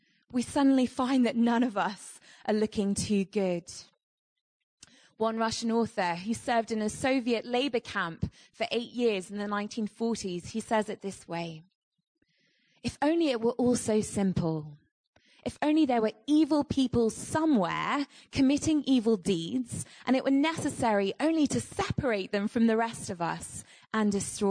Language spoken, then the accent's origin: English; United Kingdom; I'm not British enough to live in my own country